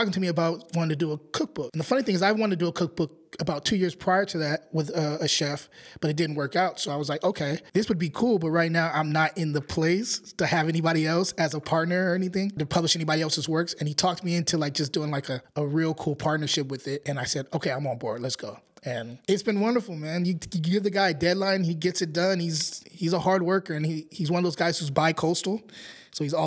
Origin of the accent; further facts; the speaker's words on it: Antioch, California, United States; I'm from Antioch